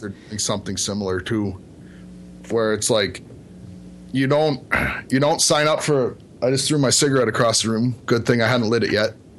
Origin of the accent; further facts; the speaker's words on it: Canada; born or raised there